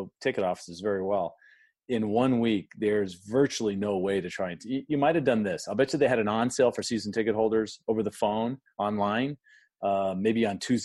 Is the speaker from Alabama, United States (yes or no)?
no; San Diego, California, United States; now in Phoenix, United States; growing up in San Diego, living in Phoenix